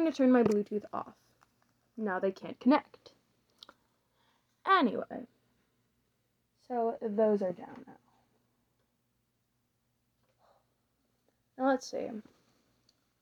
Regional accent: the southern United States, United States; So, I was born in America, in one of the southern states.

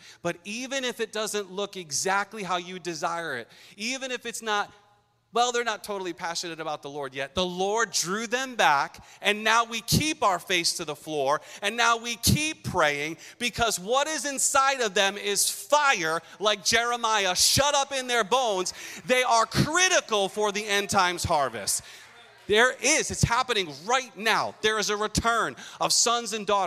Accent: Pawtucket, Rhode Island, United States; moved away as an adult; now in Massachusetts, United States; I was a kid growing up in Curtis Elementary School on Benefit Street in Pawtucket

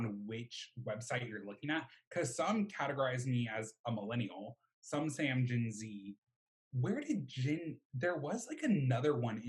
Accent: Mobile, Alabama, United States; accent: southern; I unfortunately am related to … I'm 20 years old from the great old city of Mobile, Alabama. That's why if I have a little southern tinge in my voice, that's because I am from the middle of buttfuck nowhere.

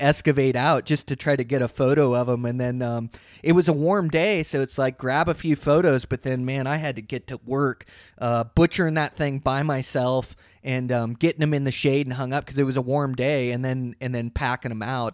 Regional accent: Montana, United States; my home state of Montana

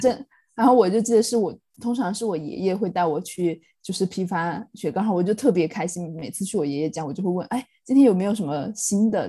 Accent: Chongqing, China; also born or lived in Sichuan; now in London, United Kingdom; 我一路在国内长大，在，在四川，在重庆长大的时候

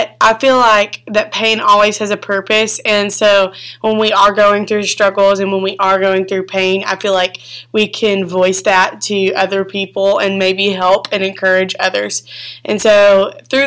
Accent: Arkansas, United States; We're from Arkansas, and I am 20 years old.

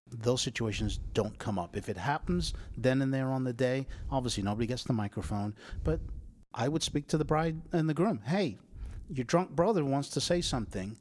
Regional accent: England, United Kingdom; moved away; Because I'm English

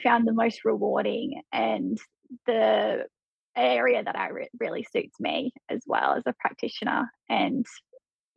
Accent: Hunter Valley, near Newcastle, New South Wales, Australia; also born or lived in Tamworth, New South Wales / Melbourne, Victoria; moved in near Newcastle in the Hunter Valley, so it's about an hour in from the beach. Lived there for most of my childhood.

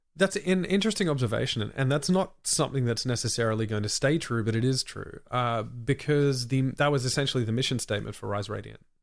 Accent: Australia; as an Australian

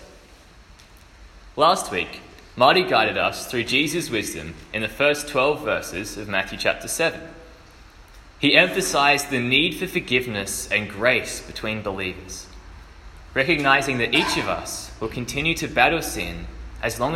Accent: Adelaide, South Australia, Australia; moved away as an adult; I am originally from Adelaide, but I'm up here for a year doing a gap year program

